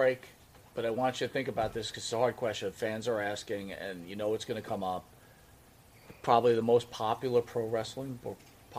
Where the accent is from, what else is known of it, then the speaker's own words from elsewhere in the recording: Florida, United States; I grew up watching you in Florida.